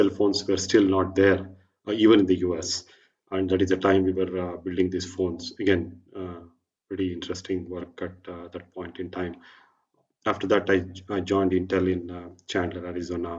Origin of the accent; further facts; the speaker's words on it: Bangalore, Karnataka, India; I was born and brought up in Bangalore